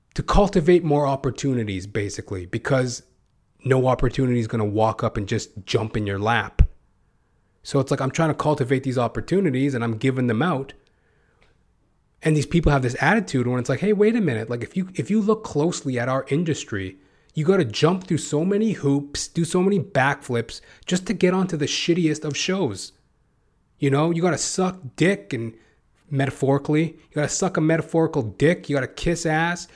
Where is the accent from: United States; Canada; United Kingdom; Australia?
Canada; I'm Canadian